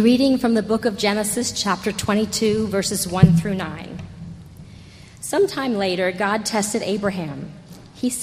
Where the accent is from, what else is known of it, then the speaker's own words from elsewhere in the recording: New York City, New York, United States; I was born right here in New York City, about 25 blocks from Trinity, 62 years ago.